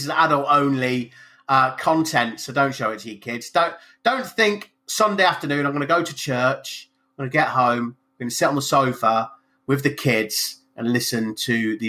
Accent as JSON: {"language": "English", "region": "England", "country": "United Kingdom", "said": "I'm English, but as you can see by the color of my skin, I'm not quite as English as you."}